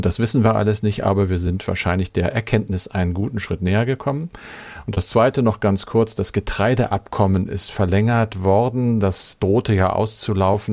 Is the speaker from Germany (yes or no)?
yes; Germany; bei uns in Deutschland